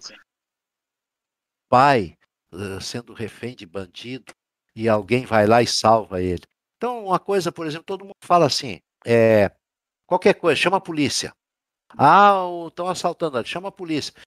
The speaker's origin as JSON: {"language": "Portuguese", "town": "Porto Alegre", "region": "Rio Grande do Sul", "country": "Brazil", "tie": "born or raised there", "also_born_or_lived": "Santa Maria", "said": "Sou, sou de Santa Maria. Digo, mas eu me criei em Porto Alegre"}